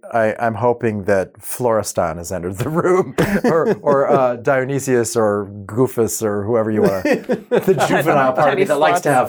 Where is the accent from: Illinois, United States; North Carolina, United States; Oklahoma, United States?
Oklahoma, United States; Oklahoma City; But when I was a kid growing up in Oklahoma City, I was featured on a midday program.